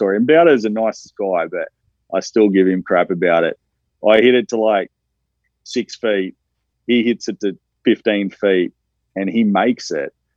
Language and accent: English; Australia; moved away; I'm from Australia